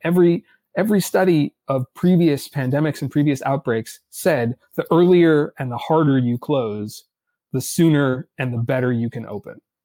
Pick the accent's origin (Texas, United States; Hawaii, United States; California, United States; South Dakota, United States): California, United States; Los Angeles; also born or lived in Boston / Washington / New York; now in Berkeley, United States; I grew up in Los Angeles